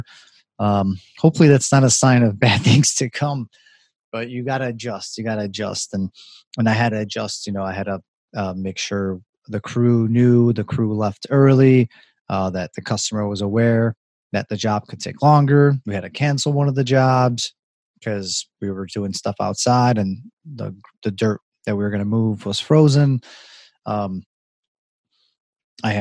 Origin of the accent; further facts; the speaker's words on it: Chicago, Illinois, United States; I love it here. It is my hometown